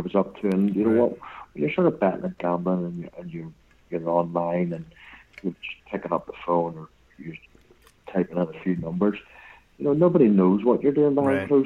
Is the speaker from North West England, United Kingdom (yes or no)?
no; Northern Ireland, United Kingdom; moved away; also born or lived in Newcastle / Blackburn; we're both from Northern Ireland